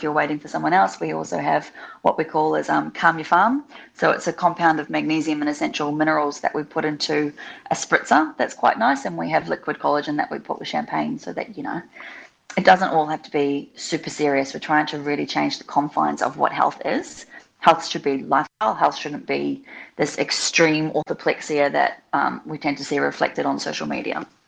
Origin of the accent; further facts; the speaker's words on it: New Zealand; also born or lived in Australia; now in Melbourne, Australia; I grew up in New Zealand. Um, I have had a, some of my childhood in Australia as well.